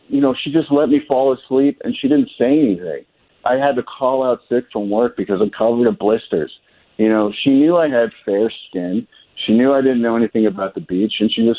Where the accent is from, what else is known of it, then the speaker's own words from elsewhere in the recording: Canada; now in United States; I'm from Canada.